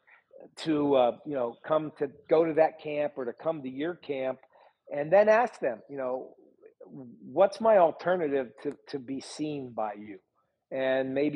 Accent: Butler, Pennsylvania, United States; I'm from Butler, Pennsylvania, 30 miles north of Pittsburgh

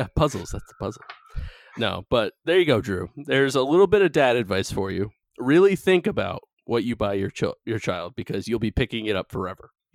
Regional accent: North Carolina, United States; moved away; my home state of North Carolina

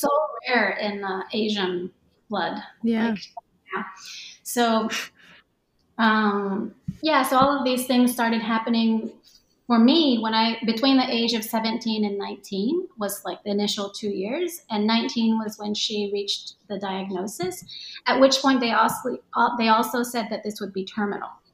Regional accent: Tokyo, Japan; I was born and raised in Tokyo, Tokyo area anyway, um, because I grew up going to international school

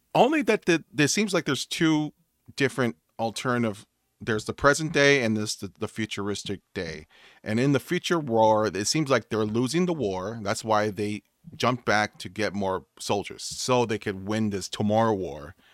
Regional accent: United States; I'm American

